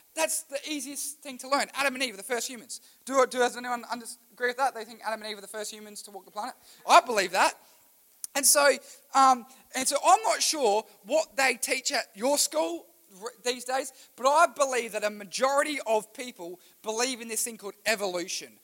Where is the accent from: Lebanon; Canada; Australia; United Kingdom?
Australia; I was born in Australia